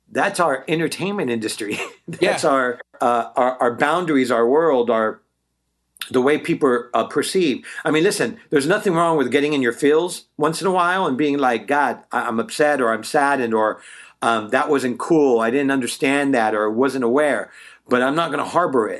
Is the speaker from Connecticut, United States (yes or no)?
no; Bay Area, Northern California, United States; also born or lived in Walnut Creek / Concord; now in Los Angeles, United States; I'm originally from the Bay Area, NorCal